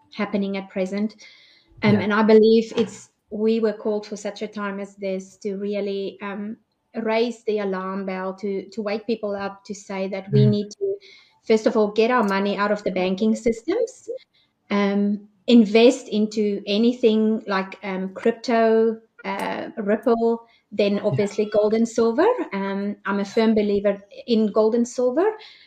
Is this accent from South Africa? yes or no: yes; South Africa; now in Perth, Australia; I'm from South Africa